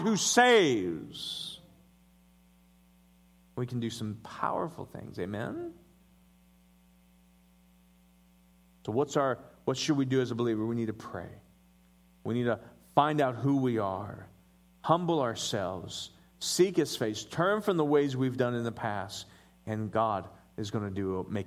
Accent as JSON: {"language": "English", "town": "Denver", "region": "Colorado", "country": "United States", "tie": "born or raised there", "said": "I was born in Denver, Colorado."}